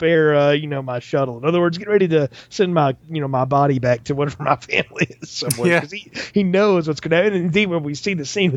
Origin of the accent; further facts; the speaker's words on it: the South, United States; growing up in the South here